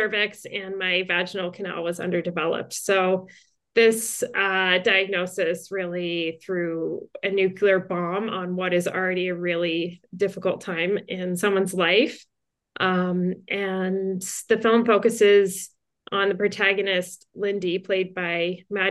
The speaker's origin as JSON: {"language": "English", "region": "New Jersey", "country": "United States", "tie": "born or raised there", "also_born_or_lived": "Montreal, Canada / Toronto, Canada", "moved": "as an adult", "lives_now": "Los Angeles, United States", "said": "I was born to a big Irish Catholic family in Montreal. I'm the youngest of five girls, so a lot of feminine energy in my house. Then we moved to New Jersey. When I was little, I grew up in New Jersey, and then I went back to Canada"}